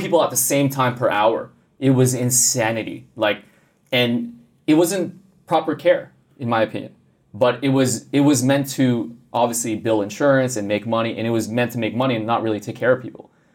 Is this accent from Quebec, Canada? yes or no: yes; Montreal, Quebec, Canada; growing up in Canada, yeah. So I'm originally from Montreal.